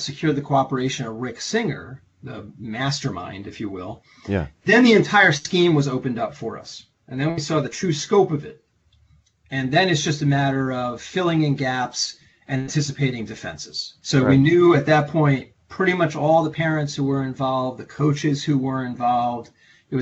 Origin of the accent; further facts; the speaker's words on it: New York, United States; moved away as an adult; also born or lived in Philadelphia / Northern Virginia; now in Boston, United States; I'm actually from New York